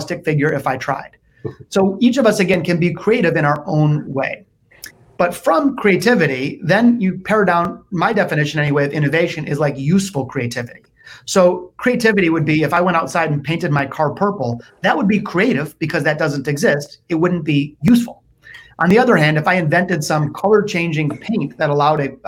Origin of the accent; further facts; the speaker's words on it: Detroit, Michigan, United States; also born or lived in Naples, Florida; I was born in the city, not the suburbs, and I've spent most of my life in Detroit